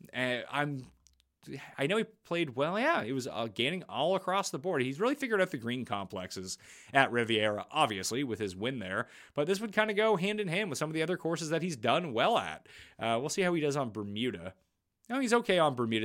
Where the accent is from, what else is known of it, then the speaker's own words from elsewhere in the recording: Canada; I'm Canadian